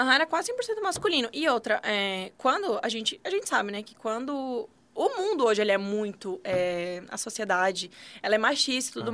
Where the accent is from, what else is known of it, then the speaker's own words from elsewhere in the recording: Santa Catarina, Brazil; moved away as an adult; now in Brasília, Brazil; catarinense. moro em Brasília tem. Vai fazer dois anos, na verdade